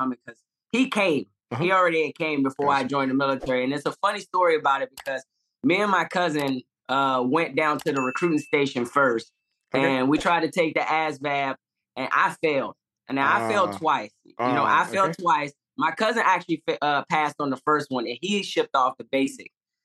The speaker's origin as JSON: {"language": "English", "town": "Washington", "region": "District of Columbia", "country": "United States", "tie": "born or raised there", "moved": "as an adult", "lives_now": "Camp Humphreys, South Korea", "said": "I grew up in Washington, D.C."}